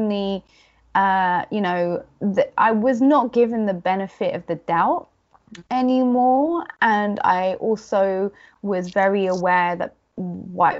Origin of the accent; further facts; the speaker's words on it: London, United Kingdom; I'd say London